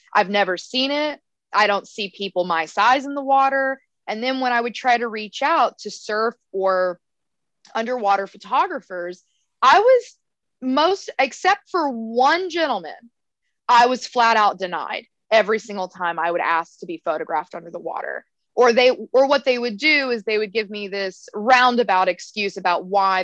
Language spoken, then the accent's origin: English; United States; also born or lived in Texas / Arizona; now in Hawaii, United States; I've been landlocked my entire life growing up in Texas and Arizona. And I moved to Hawaii.